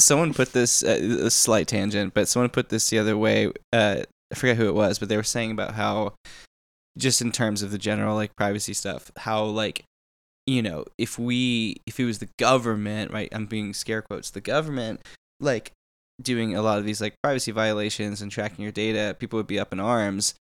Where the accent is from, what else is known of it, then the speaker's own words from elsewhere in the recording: Texas, United States; I'm from Texas